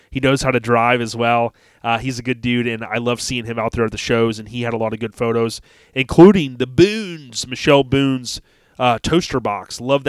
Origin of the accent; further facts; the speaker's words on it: Land O'Lakes, Florida, United States; It's kind of cool growing up in Land O'Lakes, moved there with my parents before I was a year old in good old 1979